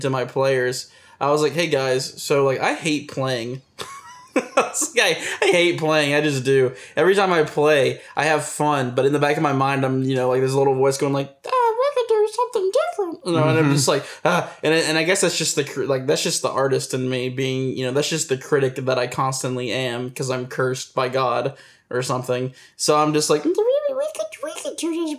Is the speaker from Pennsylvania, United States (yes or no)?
no; Tennessee, United States; I'm from Tennessee